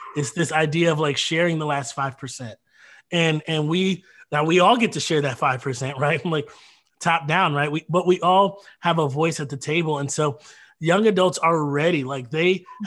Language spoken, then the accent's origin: English; Detroit, Michigan, United States; moved away as an adult; also born or lived in Minnesota / Grand Rapids, Michigan; now in Kenosha, United States; I grew up in Detroit